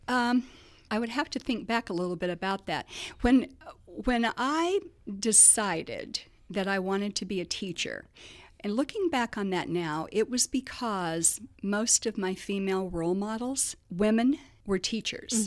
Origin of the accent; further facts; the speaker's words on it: Muncie, Indiana, United States; moved away as an adult; also born or lived in Miami; a lot of people don't know that I'm from Muncie